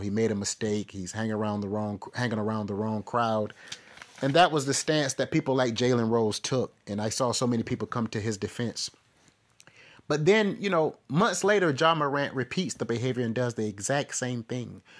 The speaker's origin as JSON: {"language": "English", "town": "Florence", "region": "South Carolina", "country": "United States", "moved": "yes", "said": "I'm originally from Florence."}